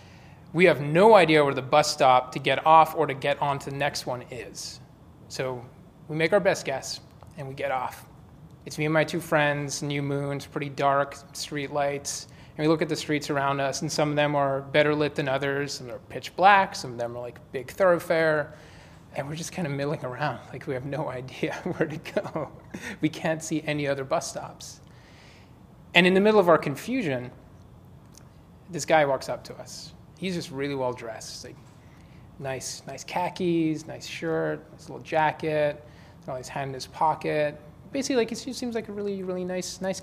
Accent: London, United Kingdom; now in San Francisco, United States; I grew up in London.

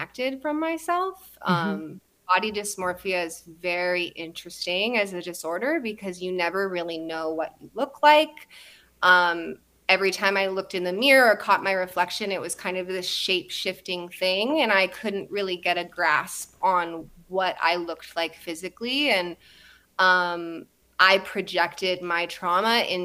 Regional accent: Santa Barbara, California, United States; I was born in Santa Barbara.

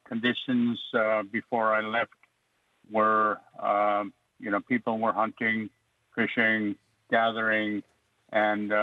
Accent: Alaska, United States; first language Yup'ik; English is a second language; also born or lived in Oregon; my first language is Yupak, and I'm very fluent

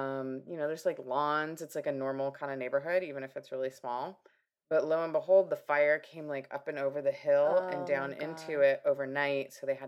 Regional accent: Washington, United States; moved away; also born or lived in Pateros, Washington; I'm from Washington State.

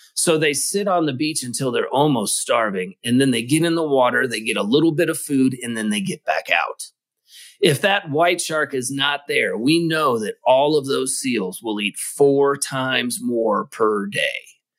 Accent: Kentucky, United States; I grew up in Kentucky

